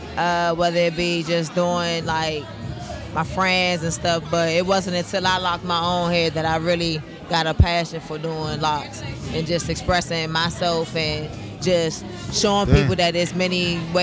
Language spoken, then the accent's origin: English; Maryland, United States; I'm originally from Maryland.